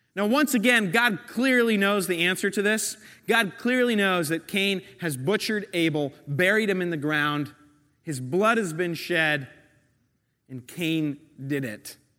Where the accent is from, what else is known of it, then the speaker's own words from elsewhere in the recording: New York, United States; I'm a New Yorker